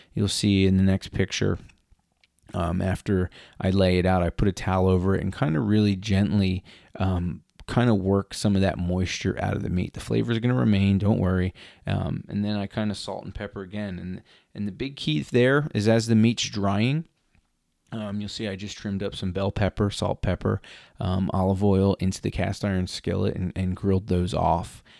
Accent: Philadelphia, Pennsylvania, United States; I'm from Philadelphia

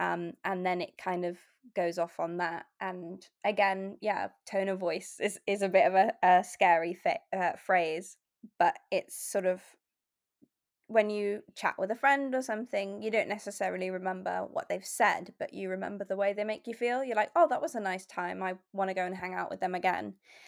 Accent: England, United Kingdom; And I think probably that's more sort of growing up in England, because Hoover, I think, is a British company.

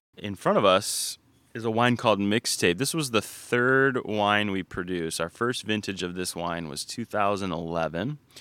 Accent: Ann Arbor, Michigan, United States; We grew up in Ann Arbor and always visited northern Michigan

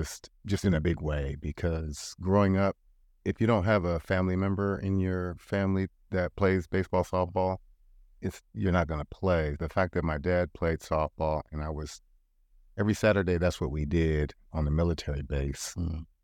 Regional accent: Portland, Oregon, United States; I remember growing up in North and Northeast Portland at Peninsula Sportsmen, Riverside, Wilshire, Interstate.

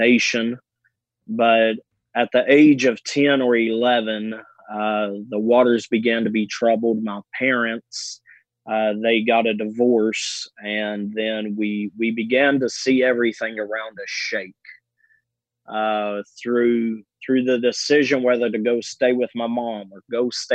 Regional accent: Owensboro, Kentucky, United States; I was raised in Owensboro, Kentucky, a small community

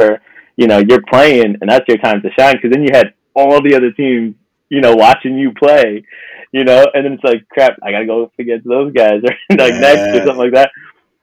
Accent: New York City, New York, United States; I'm originally from Middle Village, from Queens. So I grew up there

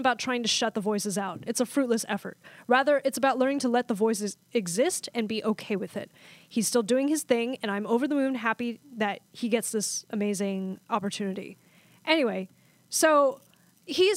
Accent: United States; as a Chinese American

